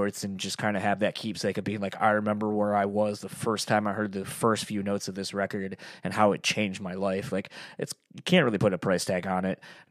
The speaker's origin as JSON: {"language": "English", "area": "near Kalamazoo", "region": "Michigan", "country": "United States", "tie": "born or raised there", "also_born_or_lived": "Delaware", "moved": "yes", "said": "the town I grew up in near Kalamazoo"}